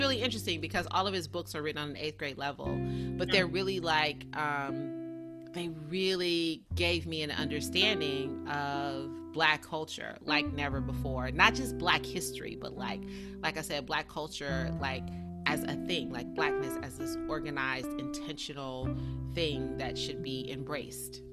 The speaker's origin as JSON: {"language": "English", "region": "South Carolina", "country": "United States", "tie": "born or raised there", "also_born_or_lived": "Tallahassee, Florida / Atlanta, Georgia / Los Angeles, California", "moved": "as an adult", "said": "I was born and raised in South Carolina"}